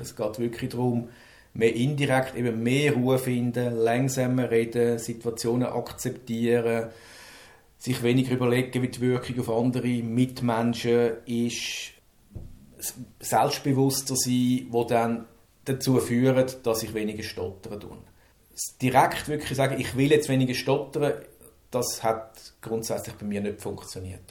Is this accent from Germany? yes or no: no; Zurich, Switzerland; ich komme aus Zürich